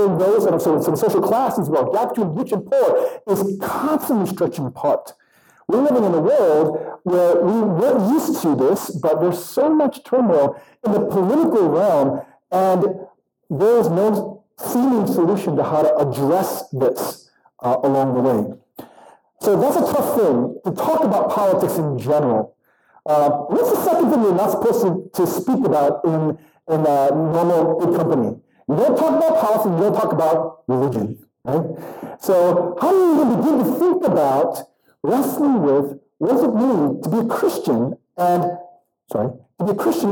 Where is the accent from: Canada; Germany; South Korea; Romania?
South Korea; now in United States; I was born in South Korea, but I was naturalized. And so I'm a citizen of the United States.